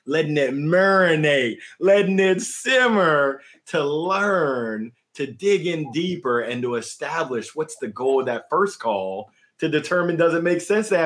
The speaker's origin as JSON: {"language": "English", "region": "the South", "country": "United States", "accent": "Southern", "said": "that's my Southern accent coming out"}